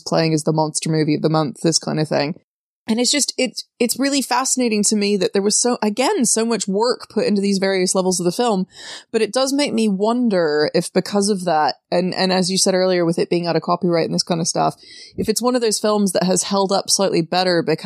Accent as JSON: {"language": "English", "town": "Memphis", "region": "Tennessee", "country": "United States", "said": "I come from Memphis"}